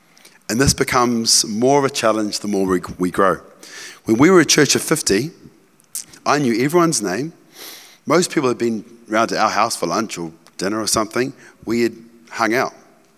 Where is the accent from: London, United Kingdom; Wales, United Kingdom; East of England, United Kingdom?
East of England, United Kingdom; Cambridge; So I grew up in Cambridge, in rural Cambridge on the farm. I was like a country bumpkin, right?